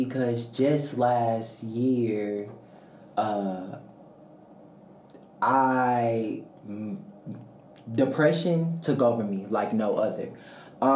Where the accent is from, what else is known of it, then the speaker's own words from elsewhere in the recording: St. Louis, Missouri, United States; I'm from St. Louis, Missouri, majoring in broadcasting journalism.